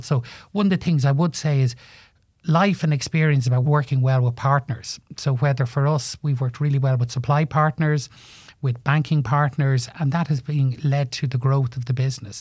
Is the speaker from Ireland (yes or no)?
yes; Ireland; moved away as an adult; also born or lived in Liverpool / London; there was very few jobs in Ireland, so I left Ireland and went over to John West Foods in Liverpool